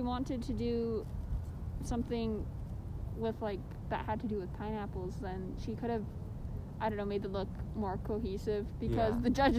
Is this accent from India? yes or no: no; Canada; I'm Canadian